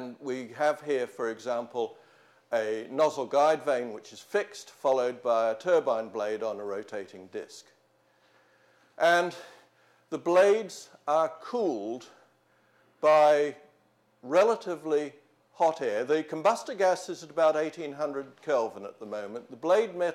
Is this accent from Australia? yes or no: yes; Australia; also born or lived in New Zealand; now in Oxford, United Kingdom; I'm a New Zealander brought up in Australia